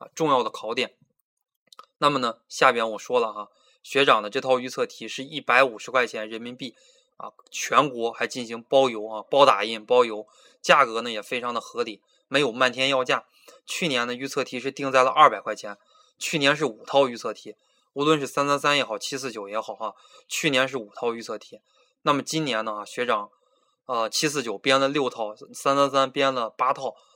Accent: Beijing, China; moved away as an adult; now in Changsha, China; 我来自北京，九零年生啊，今年本命年，二十四岁

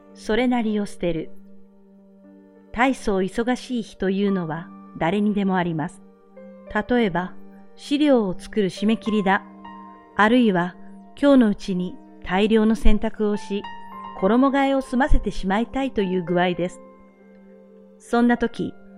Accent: Japan; born or raised there

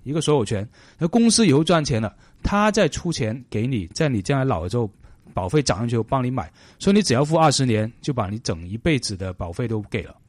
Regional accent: China; moved away; 我们中国人

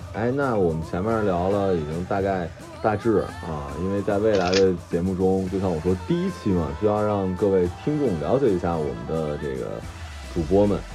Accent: Jilin, China; moved away; also born or lived in Shanghai; 我，我作为一个吉林人

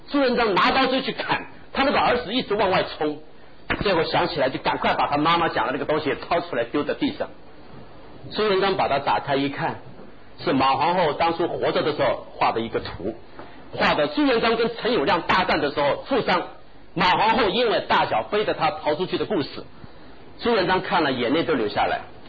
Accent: China; 我讲句不好听的话，我们中国人读书读到学校为止，离开学校的围墙就什么都没有。

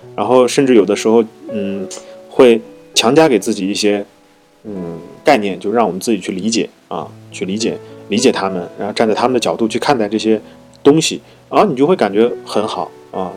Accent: China; 我们那地人习惯了，好像喝点粥啊，吃点面

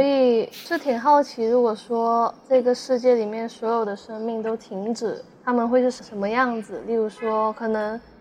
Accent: Shenzhen, Guangdong, China; 我一直都在，呃，深圳这边

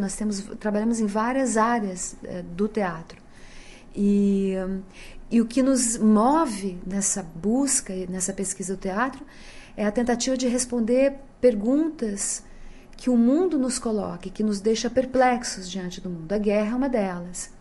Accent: Brazil; sendo brasileira como todos eles

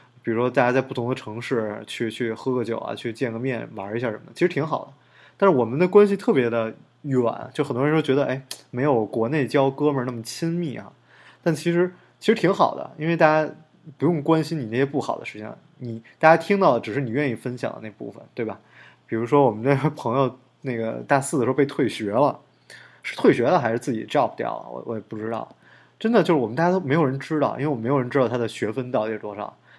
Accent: Beijing, China; 像我们北京人，就是大家都觉得，哎，北京人特客气。其实北京人就就特假客气。

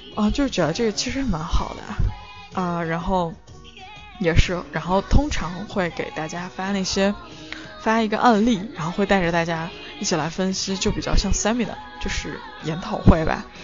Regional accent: China; moved away as an adult; now in United Kingdom; 我们中国人也是蛮擅长的

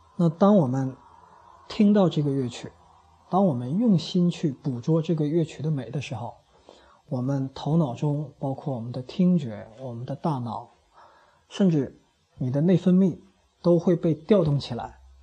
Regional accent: China; 我们中国人

